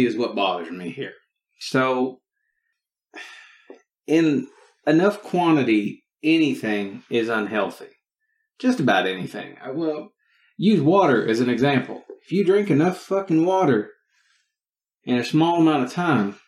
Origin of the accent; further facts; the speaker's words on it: Texas, United States; I am from Texas